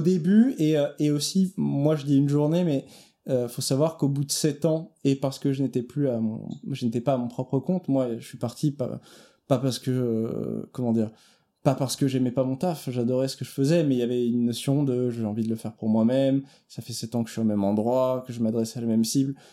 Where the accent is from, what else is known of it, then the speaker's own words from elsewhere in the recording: Italy; en tant qu'Italien